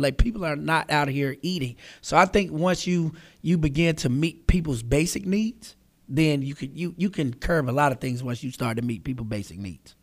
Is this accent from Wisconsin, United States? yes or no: no; Charlotte, North Carolina, United States; I was born and raised here in Charlotte.